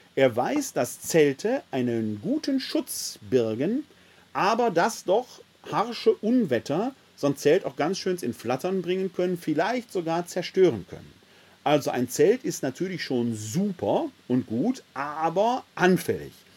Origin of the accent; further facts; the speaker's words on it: Essen, North Rhine-Westphalia, Germany; Ich bin ein Kind des Ruhrgebietes. Vor 50 Jahren, meinem Elternhaus im Schöllerpatt in Essen-Altendorf, konnten wir noch die Zechen sehen